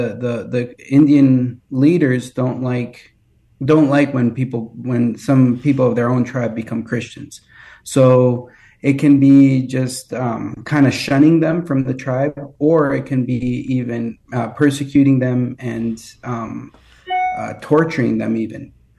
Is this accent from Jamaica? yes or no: no; Colombia; Yes, I grew up, I was born in Colombia and I grew up there, and I went to a very nice missionary school there